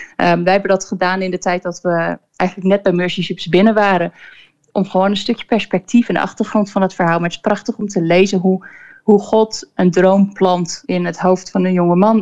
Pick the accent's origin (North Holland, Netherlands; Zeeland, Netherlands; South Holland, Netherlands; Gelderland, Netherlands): Zeeland, Netherlands; Koudekerke; moved away as an adult; Ik, eh, ben opgegroeid in, eh, in Koudekerken op Walcheren